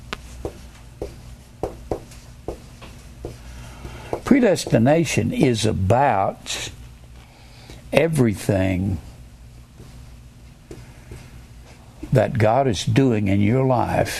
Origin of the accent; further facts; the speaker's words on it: Dallas, Texas, United States; I was born in Dallas